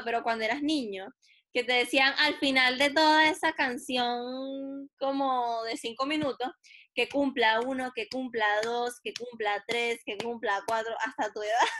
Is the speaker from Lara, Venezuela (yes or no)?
yes; Lara, Venezuela; now in Chile; nosotros somos venezolanos